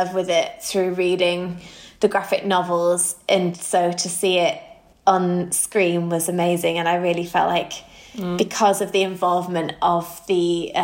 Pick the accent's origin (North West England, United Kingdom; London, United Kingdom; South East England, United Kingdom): North West England, United Kingdom; Manchester; we are two gals from Manchester